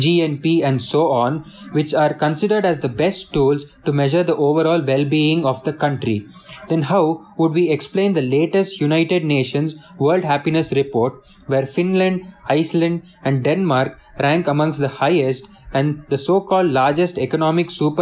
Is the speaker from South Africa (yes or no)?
no; South India, India; Since I am from the South